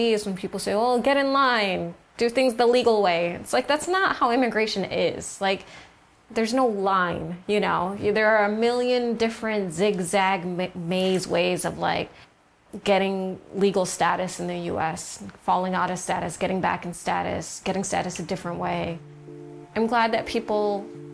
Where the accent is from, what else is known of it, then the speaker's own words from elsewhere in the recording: United States; now in Los Angeles, United States; I'm American. I had the luck of being born here